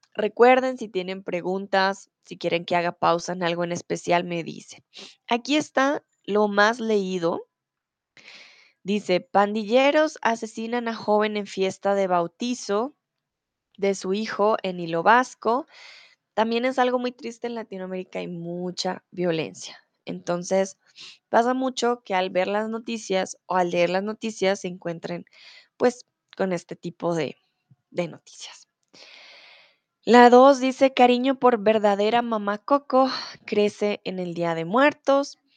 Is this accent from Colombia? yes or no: yes; Bogotá, Colombia; now in Mexico; ahora estoy en Bogotá, soy de Colombia, estoy en mi país, en mi ciudad